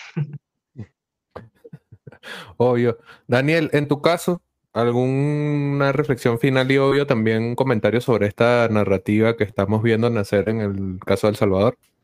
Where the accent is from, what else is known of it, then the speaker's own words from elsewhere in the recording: Venezuela; nosotros como venezolanos hemos vivido